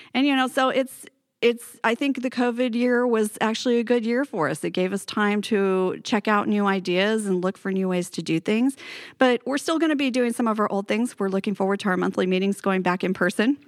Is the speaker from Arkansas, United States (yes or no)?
no; Paradise, California, United States; also born or lived in Bay Area, California / Los Altos, California; now in Redding, United States; I'm originally from Paradise in Butte County